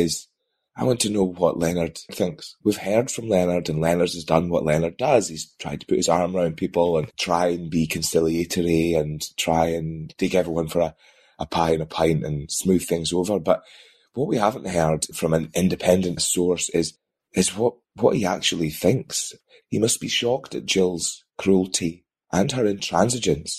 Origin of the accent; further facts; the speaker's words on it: Dundee, Scotland, United Kingdom; moved away; I am actually from Dundee, I was born in Dundee, but I do not live in Dundee